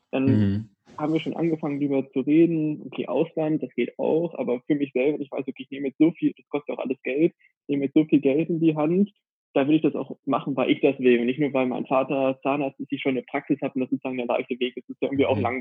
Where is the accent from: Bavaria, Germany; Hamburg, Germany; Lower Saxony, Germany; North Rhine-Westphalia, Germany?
Lower Saxony, Germany; Hanover; now in Valencia, Spain; eine Kommilitonin kennengelernt vor Ort, die aus der gleichen Stadt wie ich komme, aus Hannover.